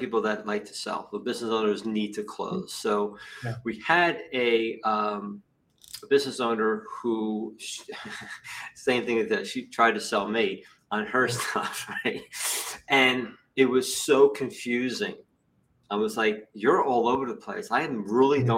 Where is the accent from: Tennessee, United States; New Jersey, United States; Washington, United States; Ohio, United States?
New Jersey, United States; I'm from Jersey